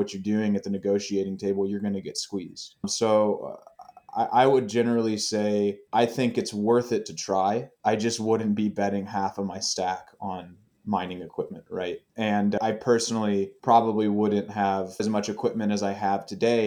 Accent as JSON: {"language": "English", "region": "Tennessee", "country": "United States", "moved": "yes", "lives_now": "Colorado, United States", "said": "I was living in Colorado or my home state of Tennessee"}